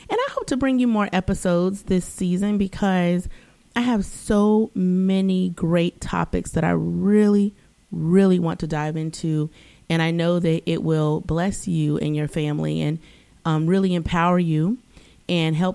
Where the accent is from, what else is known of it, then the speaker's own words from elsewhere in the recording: East Coast, United States; okay, I'm from the East Coast, it's weather, it happens.